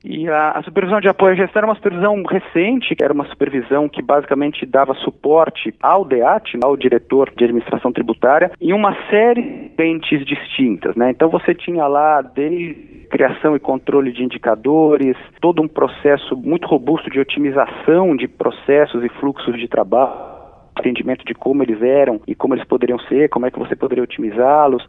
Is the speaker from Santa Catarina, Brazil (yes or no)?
no; Santos, São Paulo, Brazil; Eu nasci, cresci em Santos, mas fui a São Paulo desde a época da faculdade